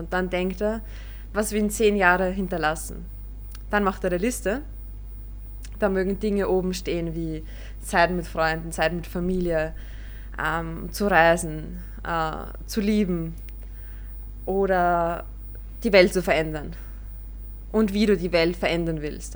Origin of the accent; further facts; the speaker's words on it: Vienna, Austria; bei uns in Wien oder in Österreich